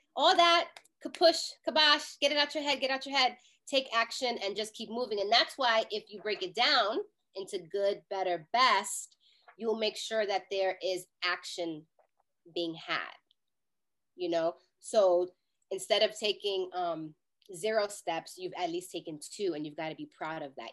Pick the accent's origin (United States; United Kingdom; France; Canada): United States; New York City, New York; I'm a New Yorker